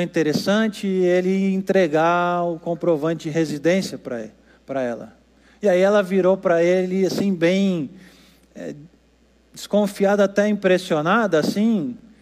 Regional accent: Brazil; Nós aqui no Brasil

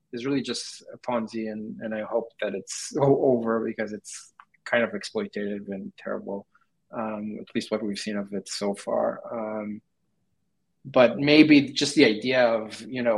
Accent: Israel; moved away as an adult; now in United States; I'm from Israel, and right now I'm in the U.S.

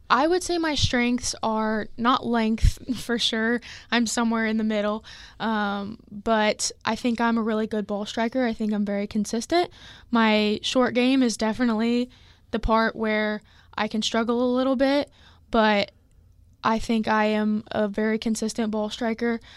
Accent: Lee's Summit, Missouri, United States; I'm from Lee Summit, Missouri

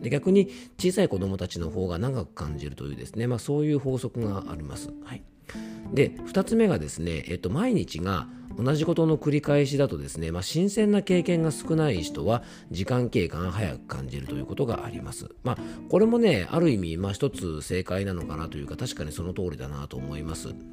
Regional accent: Fuefuki, Yamanashi, Japan; 地元の伊佐和温泉駅に来ておりまして

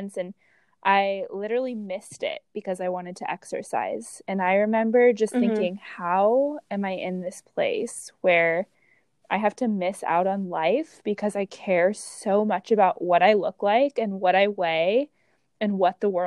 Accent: Orange County, California, United States; moved away as an adult; now in San Diego, United States; growing up in Orange County, California

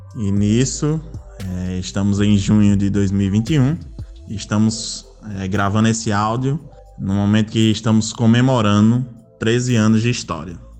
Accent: Natal, Rio Grande do Norte, Brazil; eu nasci no Rio Grande do Norte, especificamente na cidade de Natal, a qual resido até hoje.

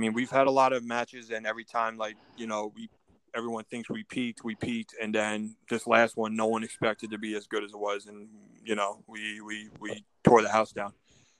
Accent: Bayonne, New Jersey, United States; because I'm from Bayonne, New Jersey, and I was doing a show in my hometown

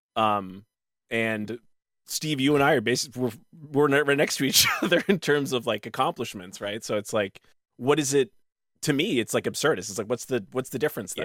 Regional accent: Canada; we're all Canadians

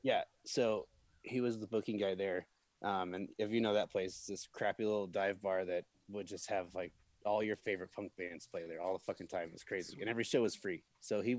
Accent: Peoria, Illinois, United States; I grew up in Peoria, fucking Illinois.

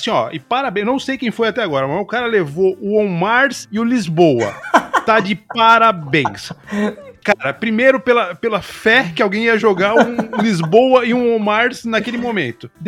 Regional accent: Alegre, Espírito Santo, Brazil; Nós somos de, de Alegre mesmo.

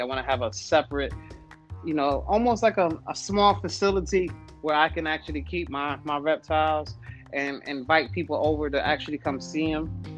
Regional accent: New York City, New York, United States; moved away as an adult; now in Virginia, United States; I'm originally from New York. I'm from Brooklyn, New York. Uh, I I've, I've been in Virginia for about the past three to four years

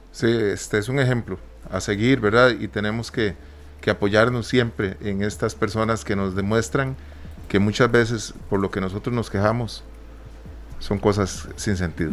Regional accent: Costa Rica; somos ticos

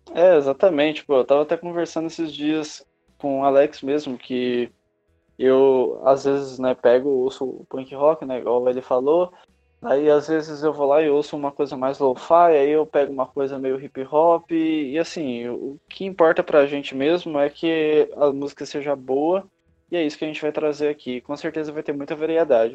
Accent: Minas Gerais, Brazil; now in São Paulo, Brazil; Eu sou de Minas Gerais, mas eu tenho já alguns anos morando aqui em São Paulo.

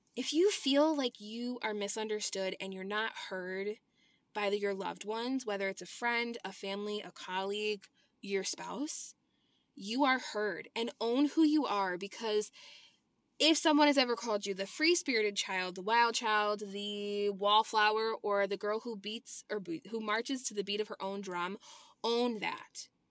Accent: Illinois, United States; I was born and raised in Illinois

